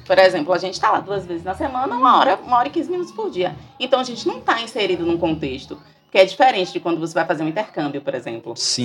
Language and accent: Portuguese; Brazil; nós somos brasileiros, moramos aqui